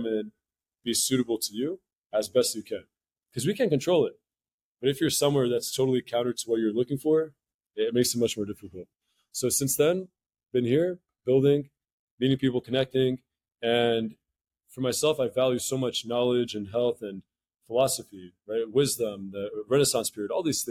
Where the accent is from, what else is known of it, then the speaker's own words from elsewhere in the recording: New Jersey, United States; moved away as an adult; also born or lived in Tampa, Florida; I grew up in New Jersey